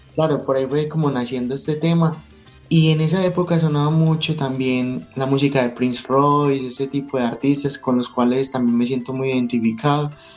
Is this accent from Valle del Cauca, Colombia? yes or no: no; Medellín, Antioquia, Colombia; Soy de Medellín, Colombia